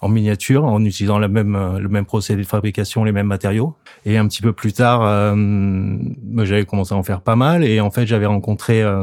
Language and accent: French; the Alps, France; moved away; Moi d'origine, je viens de la montagne, j'ai grandi dans les Alpes.